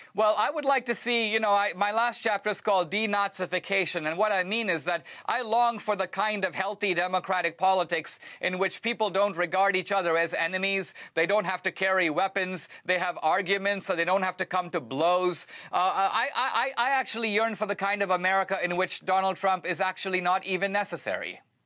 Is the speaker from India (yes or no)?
yes; India; moved away; I come from India